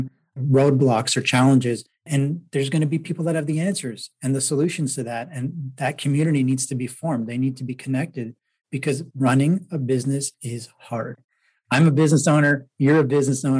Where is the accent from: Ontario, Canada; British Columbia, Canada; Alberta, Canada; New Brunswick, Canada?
Ontario, Canada; Toronto; moved away; I'm from Toronto originally